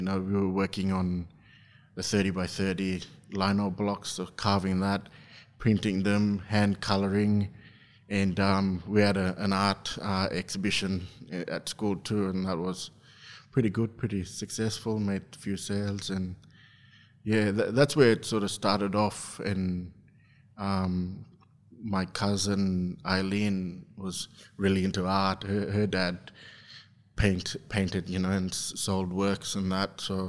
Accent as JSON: {"language": "English", "town": "Injinoo", "region": "Queensland", "country": "Australia", "tie": "born or raised there", "also_born_or_lived": "Mount Isa", "said": "I'm from Injinu, a small community at the very top of Cape York Peninsula."}